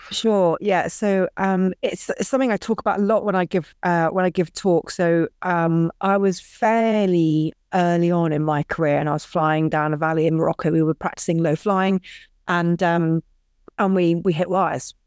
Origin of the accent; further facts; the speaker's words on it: Scotland, United Kingdom; I was brought up in Scotland